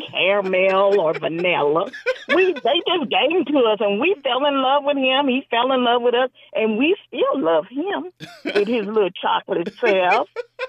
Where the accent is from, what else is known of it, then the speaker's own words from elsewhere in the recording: Adelanto, California, United States; Anyway, I'm from Adelanto, California.